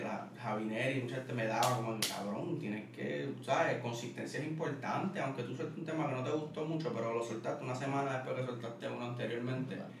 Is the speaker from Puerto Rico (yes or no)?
yes; San Juan, Puerto Rico; also born or lived in Wisconsin, United States; soy de Caimito, y eso me gusta decirlo mucho de Caimito, Caimito, de Caimito, de donde soy, mi familia está ahí